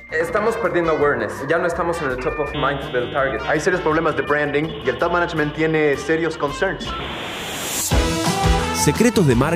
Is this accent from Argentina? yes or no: yes; Argentina; also born or lived in Chile; Bueno, yo soy argentino, viví. los últimos 20 años viví en Chile, ahora estoy de nuevo, digamos, viviendo la aventura un poco acá.